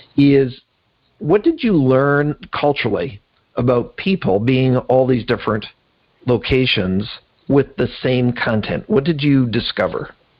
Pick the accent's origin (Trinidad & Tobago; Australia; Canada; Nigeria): Canada; now being a Canadian